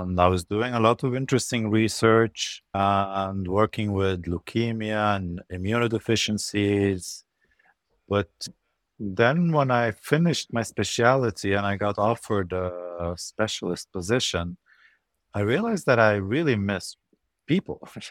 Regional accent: Lebanon; moved away as an adult; also born or lived in Europe / Norway; I'm originally Lebanese. I grew up in Lebanon, and I moved from Lebanon when I was about nineteen to medical school in Europe

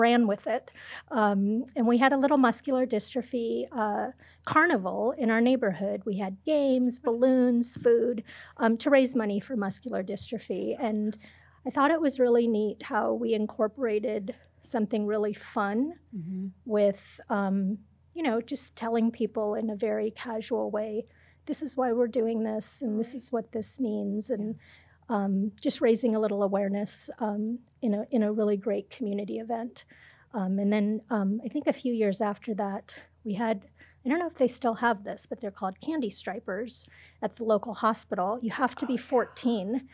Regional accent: Ohio, United States; moved away as an adult; also born or lived in India / Chicago, Illinois; now in Albuquerque, United States; I was born in India, but I was raised in Ohio.

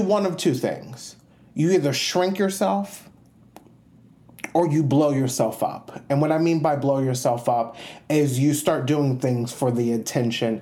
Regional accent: New York, United States; moved away; also born or lived in Puerto Rico / Georgia; growing up in New York

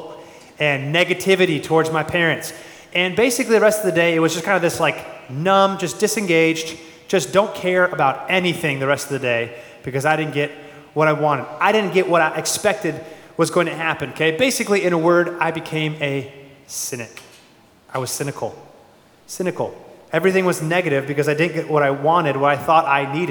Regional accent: Phoenix, Arizona, United States; Born and raised in Phoenix, Arizona

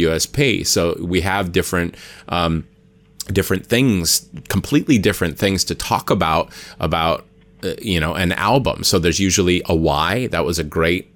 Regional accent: Hawaii, United States; I'm from Hawaii

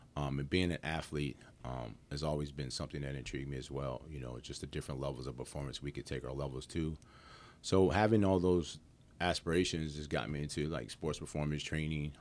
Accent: Hagerstown, Maryland, United States; moved away as an adult; also born or lived in Harrisburg, Pennsylvania; now in Winchester, United States; I'm originally from Harrisburg, Pennsylvania, um, but then I grew up in Hagerstown, Maryland.

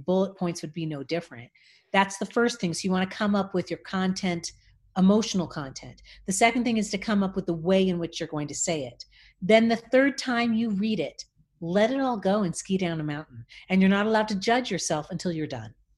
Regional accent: Los Angeles, California, United States; I grew up in Los Angeles, and my father was a musician.

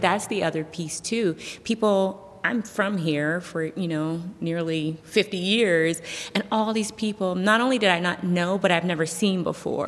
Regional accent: Youngstown, Ohio, United States; I am born and raised in Youngstown, Ohio.

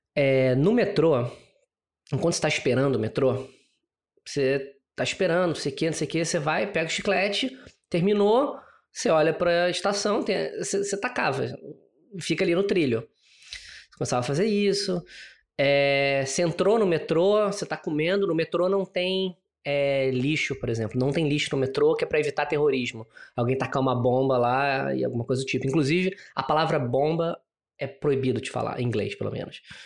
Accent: Rio de Janeiro, Brazil; accent: carioca; moved away as an adult; also born or lived in São Paulo / South Africa; now in Singapore; nasci no Rio, tem. Quer dizer, tem 38 anos já. É, e era muito engraçado, porque eu só saí do Rio quando eu me formei na faculdade

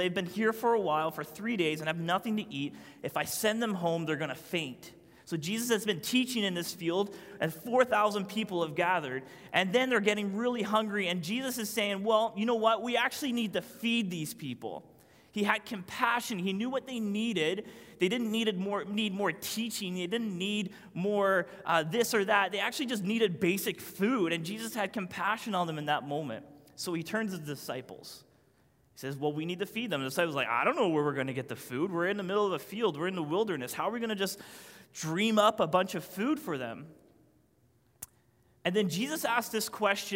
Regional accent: Newfoundland and Labrador, Canada; I'm a Newfoundlander.

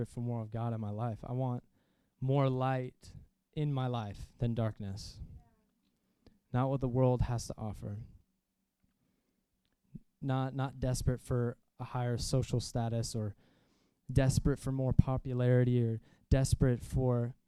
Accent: Jacksonville, Florida, United States; born or raised there

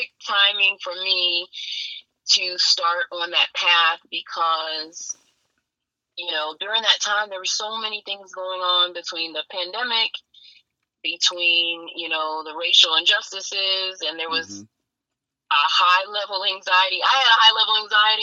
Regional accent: New Jersey, United States; moved away as an adult; now in Virginia, United States; I am originally born and raised in New Jersey

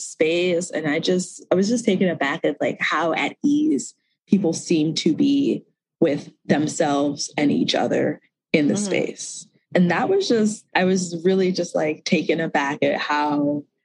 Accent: DC area, Mid-Atlantic, District of Columbia, United States; I grew up in the Mid-Atlantic in the DC area

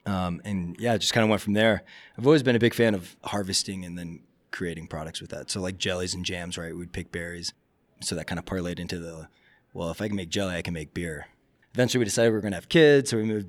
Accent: Summerville, South Carolina, United States; also born or lived in Sitka, Alaska; now in Juneau, United States; I actually grew up in South Carolina.

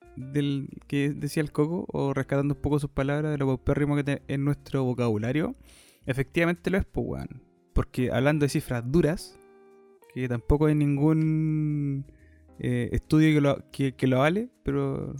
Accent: Chile; nosotros como un chileno promedio

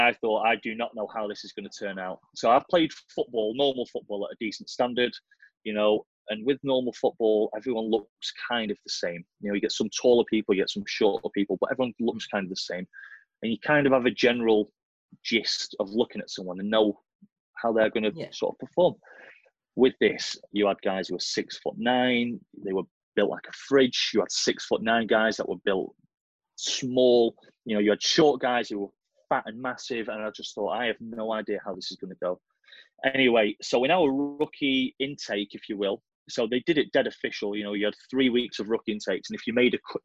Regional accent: Blackpool, North West England, United Kingdom; I'm from Blackpool, you know, Lancashire.

